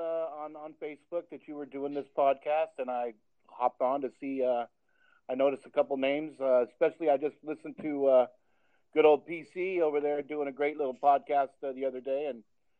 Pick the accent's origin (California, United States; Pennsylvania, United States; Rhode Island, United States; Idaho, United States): California, United States; Rio Hondo Prep; house was on Milo Ann, which is one of those streets adjacent there to Rio Hondo Prep. So I was born and raised around Rio Hondo Prep.